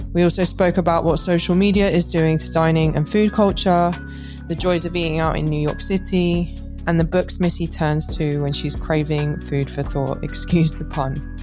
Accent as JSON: {"language": "English", "region": "London", "country": "United Kingdom", "tie": "born or raised there", "said": "I grew up in Brussels Square"}